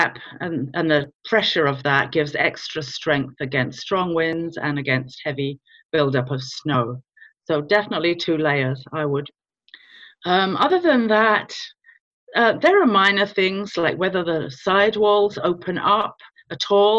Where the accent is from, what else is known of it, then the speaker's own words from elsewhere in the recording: London, United Kingdom; moved away as an adult; now in Virginia, United States; I was born in London in the UK.